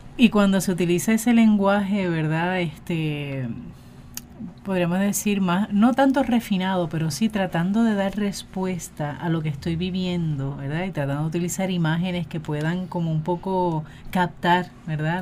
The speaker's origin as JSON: {"language": "Spanish", "country": "Puerto Rico", "said": "nuestra realidad como pueblo puertorriqueño"}